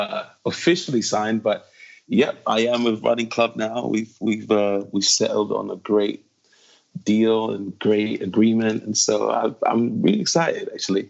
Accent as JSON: {"language": "English", "country": "United Kingdom", "also_born_or_lived": "London", "moved": "as an adult", "lives_now": "Nashville, United States", "said": "Because I'm British. I have a big heart for the UK. However long I stay in Nashville, I really do see myself in the UK, in Europe."}